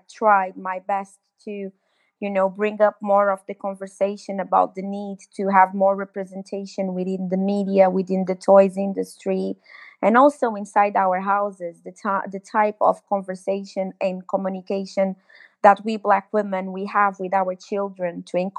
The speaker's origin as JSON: {"language": "English", "country": "Cape Verde", "moved": "yes", "lives_now": "London, United Kingdom", "said": "I am from originally from Cape Verde Islands"}